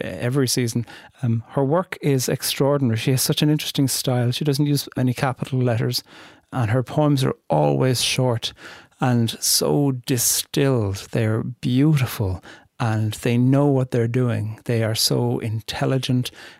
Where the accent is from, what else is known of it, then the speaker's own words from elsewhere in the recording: Ireland; moved away; Coming from very far away and being Irish